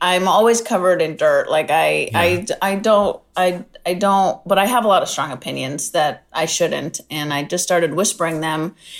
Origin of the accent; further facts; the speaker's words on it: San Diego, California, United States; I'm from San Diego.